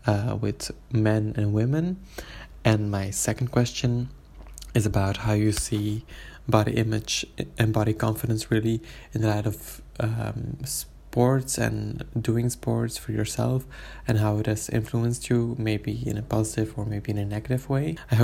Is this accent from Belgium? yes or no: yes; Belgium; now in Netherlands